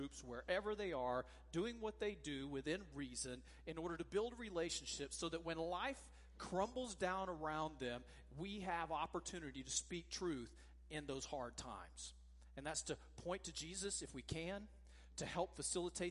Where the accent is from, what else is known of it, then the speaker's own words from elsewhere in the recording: Oklahoma, United States; moved away as an adult; now in Blythewood, United States; my background, I grew up in Oklahoma